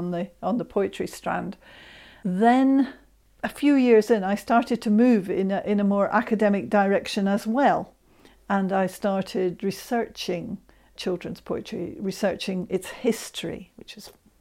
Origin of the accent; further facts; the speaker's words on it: Scotland, United Kingdom; I'm Scot and I love my Scottish poetry as well